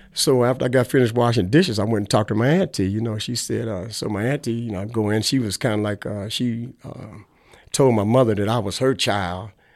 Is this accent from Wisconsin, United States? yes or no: yes; Milwaukee, Wisconsin, United States; also born or lived in Chicago; I was born here in Milwaukee